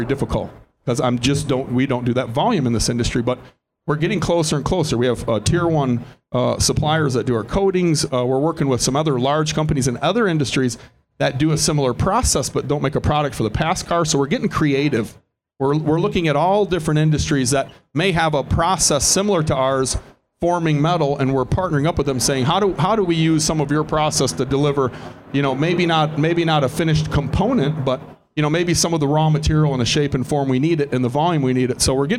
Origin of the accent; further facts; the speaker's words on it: Detroit, Michigan, United States; We're from Detroit, where you make millions of things. You don't make hundreds or thousands. You know, so if I walk into suppliers in my hometown and I say I want 1,000, I don't register on their, they don't hear me.